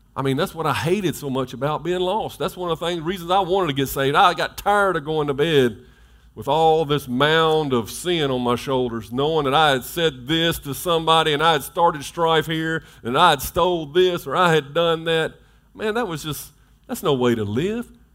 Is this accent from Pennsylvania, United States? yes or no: no; Memphis, Tennessee, United States; I was raised in Whitehaven